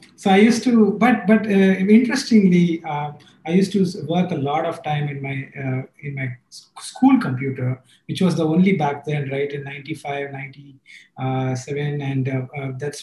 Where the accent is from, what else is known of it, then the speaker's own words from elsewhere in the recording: Chennai, Tamil Nadu, India; I come from Chennai, the hottest place in the south